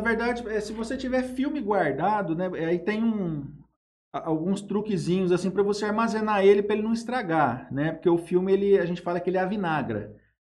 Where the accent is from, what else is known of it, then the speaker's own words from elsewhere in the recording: Jales, São Paulo, Brazil; also born or lived in Araçatuba; Eu nasci em Jales em 1977, eu estou com 45 anos. Sempre morei em Jales, né?